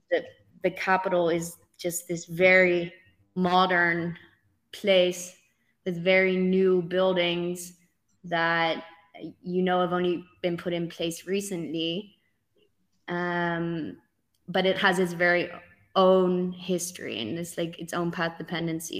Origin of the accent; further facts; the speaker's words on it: Netherlands; growing up in the Netherlands and just the simple fact that I own a Dutch passport